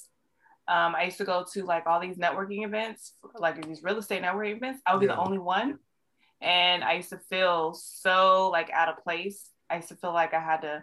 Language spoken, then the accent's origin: English; San Diego, California, United States; also born or lived in Hayward, California; San Diego raised me. I've been out here forever, for years